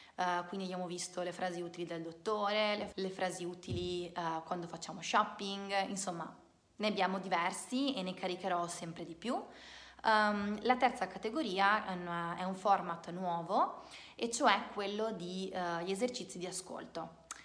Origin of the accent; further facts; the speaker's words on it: Italy; non sono una madrelingua, non sono madrelingua inglese, ma sono italiana